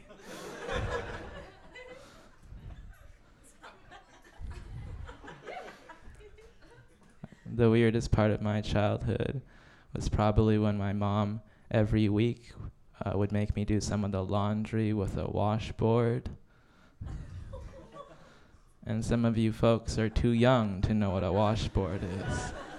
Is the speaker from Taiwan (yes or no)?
yes; Taiwan; now in Canada; I'm Taiwanese Canadian. My family immigrated here 20 years ago because China was pointing missiles at our country, and my mom was like, "Fuck that, we're out."